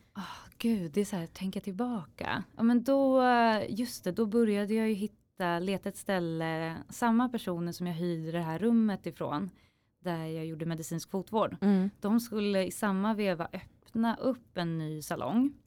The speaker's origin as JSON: {"language": "Swedish", "town": "Norrtälje", "region": "Stockholm County", "country": "Sweden", "moved": "as an adult", "lives_now": "Stockholm, Sweden", "said": "i Norrtälje där jag kommer ifrån."}